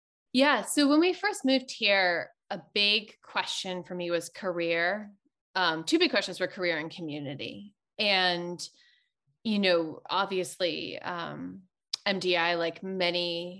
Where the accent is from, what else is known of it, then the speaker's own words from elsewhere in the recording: New Hampshire, United States; moved away as an adult; also born or lived in Connecticut / New York City; now in Maine, United States; I grew up in New Hampshire, was homeschooled actually for a lot of my kind of elementary, middle, and high school years. And then I went to Connecticut College in New London, Connecticut, for graduate school